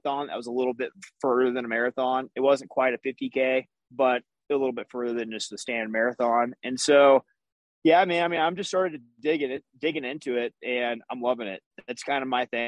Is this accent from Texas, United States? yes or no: yes; Texas, United States; moved away as an adult; now in Colorado, United States; I'm from Texas originally